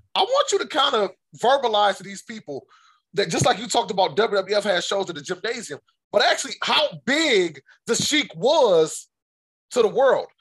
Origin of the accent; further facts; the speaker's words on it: Detroit, Michigan, United States; I'm actually from the Detroit area